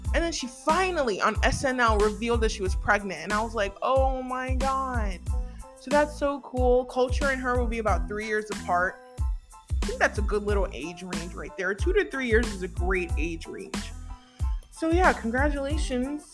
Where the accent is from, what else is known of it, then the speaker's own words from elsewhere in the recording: United States; us as Americans